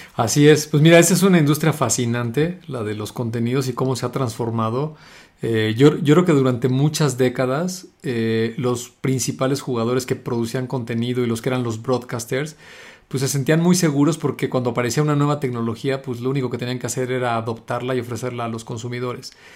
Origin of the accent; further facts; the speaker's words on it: Mexico; acá en México que somos latinos